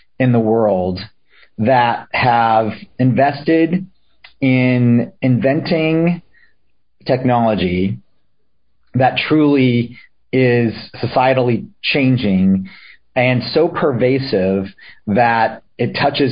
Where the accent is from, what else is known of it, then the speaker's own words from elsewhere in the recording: Solana Beach, California, United States; also born or lived in San Diego, California / Chico, California; I grew up in Solana Beach, California, which was and still is a little beach community, just about 20 minutes north of downtown San Diego